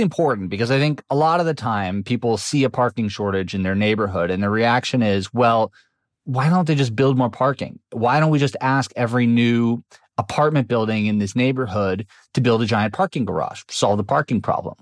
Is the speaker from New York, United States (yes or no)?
yes; New York City, New York, United States; I grew up in New York City